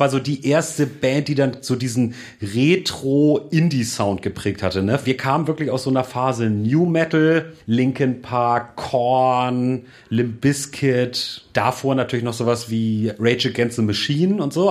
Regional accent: Hamburg, Germany; ich in meiner Heimatstadt Hamburg studierte

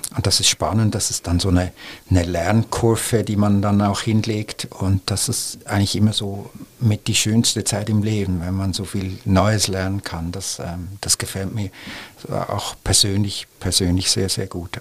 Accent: Switzerland; now in Germany; jetzt als Schweizer

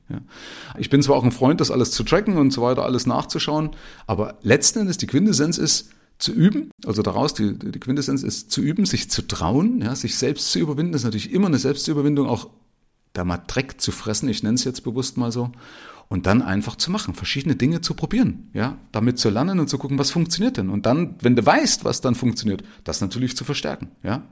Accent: former East Germany, Germany; moved away as an adult; also born or lived in Middle Franconia, Bavaria; now in Bavaria, Germany; ich komme also aus der ehemaligen DDR, habe mich hier in Bayern selbstständig gemacht

